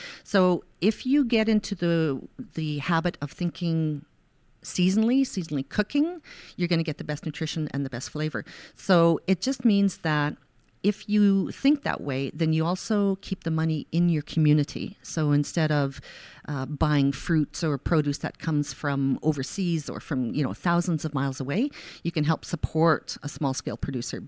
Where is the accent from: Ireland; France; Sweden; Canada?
Canada; Saskatchewan; where I grew up in Saskatchewan